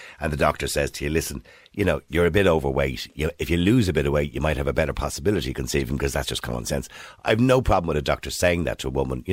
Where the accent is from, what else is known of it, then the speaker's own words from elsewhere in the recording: Ireland; we're Irish